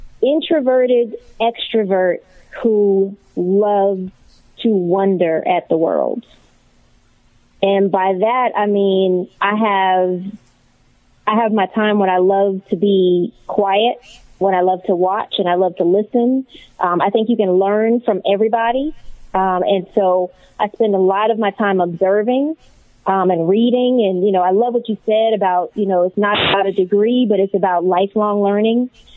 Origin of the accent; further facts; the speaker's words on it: Mount Pleasant, South Carolina, United States; I am actually from Mount Pleasant, South Carolina, across the bridge from Charleston, South Carolina.